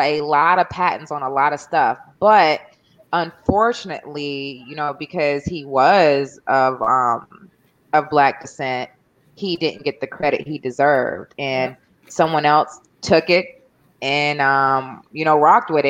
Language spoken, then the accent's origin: English; North Carolina, United States; when I grew up in North Carolina, I used to see cotton fields.